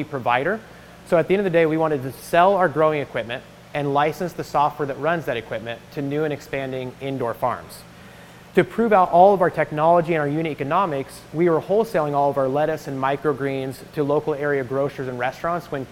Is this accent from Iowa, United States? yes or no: yes; Iowa, United States; moved away as an adult; also born or lived in Ireland; I am a graduate from Iowa State as an English major. So agriculture is in my background because I grew up on a small family farm.